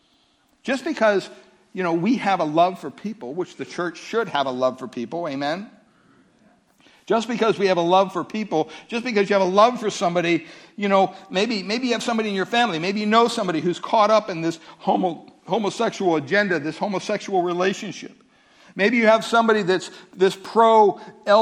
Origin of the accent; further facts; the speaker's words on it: California, United States; I'm from California